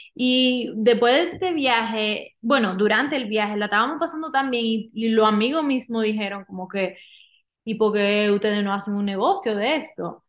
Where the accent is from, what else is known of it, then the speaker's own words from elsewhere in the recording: Dominican Republic; moved away as an adult; also born or lived in Miami; now in Utah, United States; dominicana, nací allá, me crié allá y me mudé a los Estados Unidos para estudiar en Miami